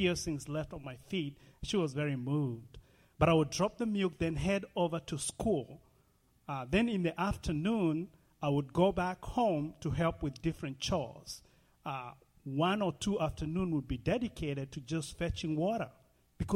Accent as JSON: {"language": "English", "region": "Nairobi", "country": "Kenya", "tie": "born or raised there", "moved": "yes", "said": "So I grew up in Nairobi, Kenya, about 40 miles away from Nairobi, Kenya."}